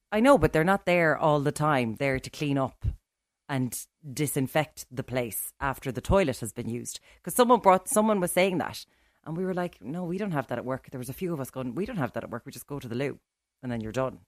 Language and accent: English; Ireland; we're from Ireland